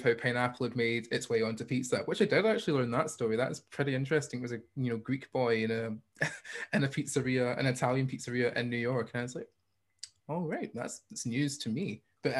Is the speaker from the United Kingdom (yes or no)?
yes; Hamilton, Scotland, United Kingdom; accent: Scottish; also born or lived in Bellshill / China; if they want to know where I was born, I'd be like, Bill's Hill. And if they say, where did you grow up? I'd say, Hamilton.